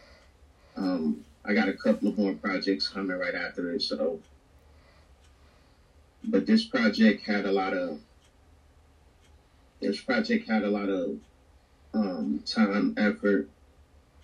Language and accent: English; Chicago, Illinois, United States; I grew up in Chicago